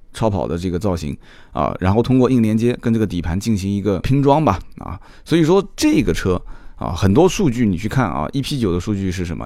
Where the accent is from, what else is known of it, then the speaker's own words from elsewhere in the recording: China; 我们中国人